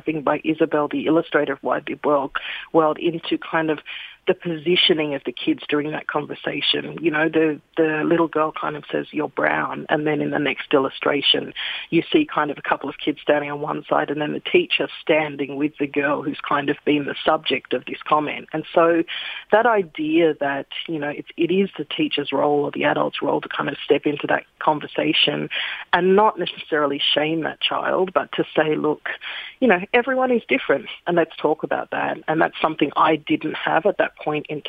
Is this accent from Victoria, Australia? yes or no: no; Sydney, New South Wales, Australia; now in Melbourne, Australia; I grew up in Sydney's kind of white picket fence suburbs